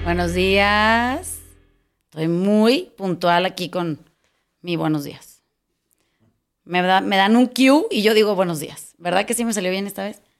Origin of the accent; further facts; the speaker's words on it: Mazatlán, Sinaloa, Mexico; cuando era chiquita, cuando era en Mazatlán hay una plaza de toros